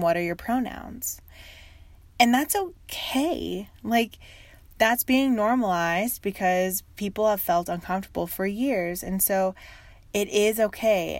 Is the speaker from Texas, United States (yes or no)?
yes; Texas, United States; also born or lived in Uganda; I live in Texas, near the Dallas area. And I grew up in Texas